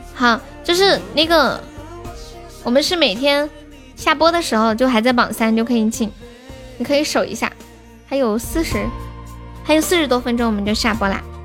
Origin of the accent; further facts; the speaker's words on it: Sichuan, China; 我是四川的